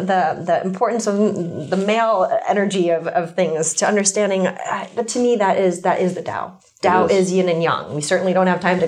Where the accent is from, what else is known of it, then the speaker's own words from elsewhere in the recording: United States; I am East Asian. I'm also American.